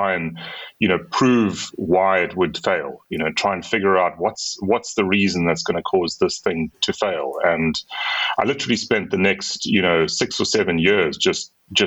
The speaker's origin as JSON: {"language": "English", "town": "Durban", "region": "KwaZulu-Natal", "country": "South Africa", "tie": "born or raised there", "moved": "as an adult", "lives_now": "Cape Town, South Africa", "said": "I grew up in a town on the eastern coast of South Africa called Durban. But I've been here in Cape Town for the last 20 years or so."}